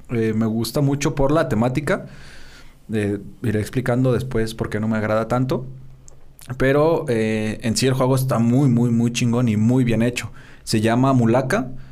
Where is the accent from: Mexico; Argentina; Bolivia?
Mexico